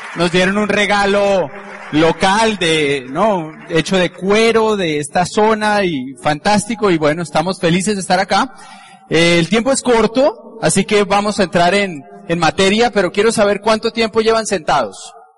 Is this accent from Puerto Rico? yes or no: no; Colombia; Como somos colombianos